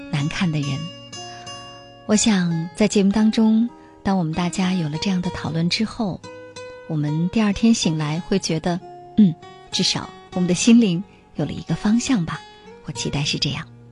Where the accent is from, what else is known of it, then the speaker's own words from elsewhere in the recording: China; 我们中国人